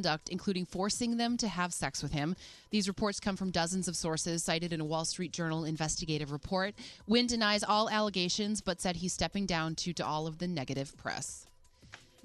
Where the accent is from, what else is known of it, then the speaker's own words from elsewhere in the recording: Midwest, United States; accent: Midwestern; my Midwestern accent